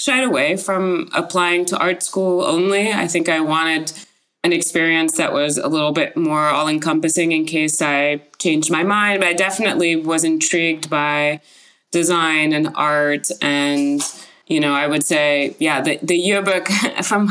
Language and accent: English; Paris, Île-de-France, France; now in San Francisco, United States; I grew up in Paris, France